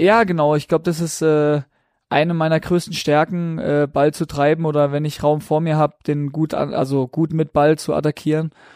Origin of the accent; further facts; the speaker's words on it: Breisach, Baden-Württemberg, Germany; now in Regensburg, Germany; bei uns in Preisach, da bin ich aufgewachsen und geboren